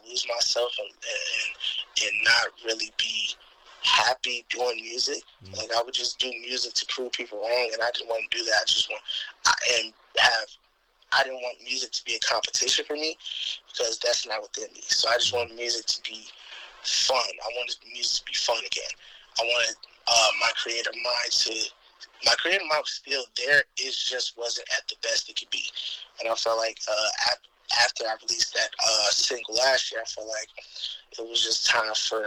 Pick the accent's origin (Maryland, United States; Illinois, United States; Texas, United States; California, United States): Illinois, United States; Chicago; I'm from Chicago, Illinois, Southside.